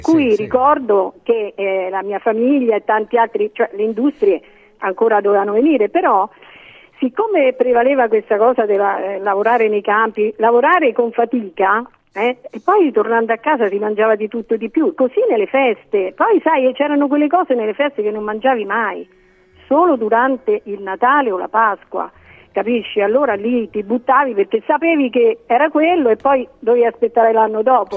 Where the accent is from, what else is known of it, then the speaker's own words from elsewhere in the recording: Cicolano, Lazio, Italy; io sono originaria del Cicolano